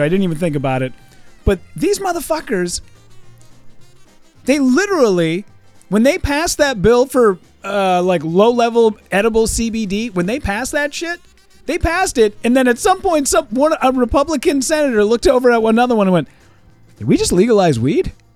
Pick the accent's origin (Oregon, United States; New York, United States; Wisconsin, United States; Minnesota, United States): Minnesota, United States; Hibbing; My hometown has become such a shithole. I'm originally from a small town, northern Minnesota, a place called Hibbing